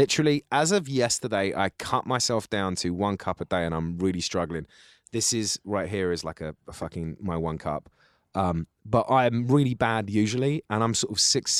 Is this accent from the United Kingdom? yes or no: yes; England, United Kingdom; That's what that's camping to me, because I grew up in England.